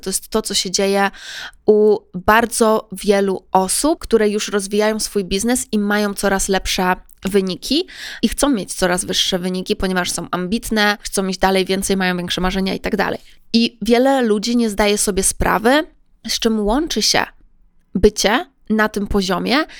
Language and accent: Polish; Poland; byłam ja z Polski